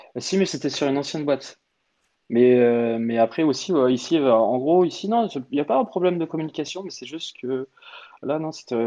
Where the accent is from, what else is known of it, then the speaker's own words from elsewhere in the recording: Orléans, Centre-Val de Loire, France; moved away as an adult; also born or lived in England; now in Paris, France; à la base, je suis originaire, on va dire, d'Orléans